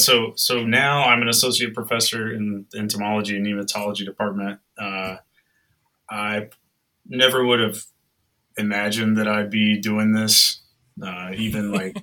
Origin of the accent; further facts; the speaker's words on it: North Carolina, United States; moved away; I grew up in North Carolina. I've lived in the southeastern U.S. my whole life.